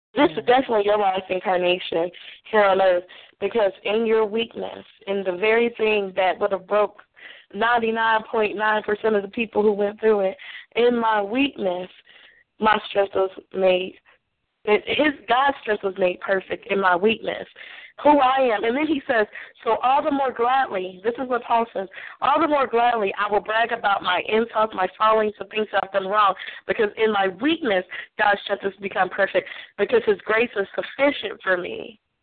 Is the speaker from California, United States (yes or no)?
no; Nashville, Tennessee, United States; I'm from Nashville